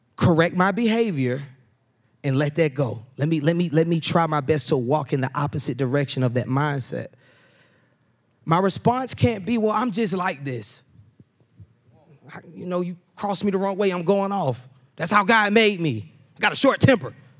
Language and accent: English; Atlanta, Georgia, United States; moved away; I'm from Atlanta